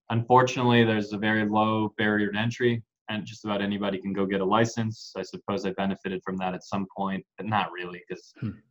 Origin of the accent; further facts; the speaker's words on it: San Diego, California, United States; also born or lived in Mexico City, Mexico; Grew up in San Diego though the majority of my life. Hmm. Um, since, I mean, since I was a little kid, so sure. this is home.